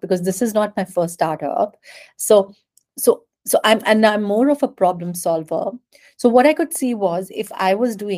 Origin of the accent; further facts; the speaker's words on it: India; also born or lived in Europe; I'm Indian by nationality. I come from a very, very small town in India